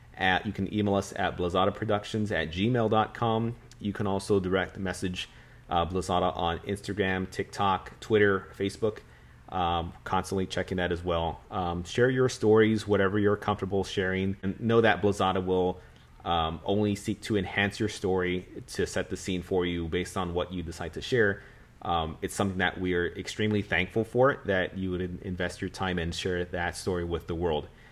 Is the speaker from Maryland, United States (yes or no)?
no; San Antonio, Texas, United States; being a San Antonian, being a Texan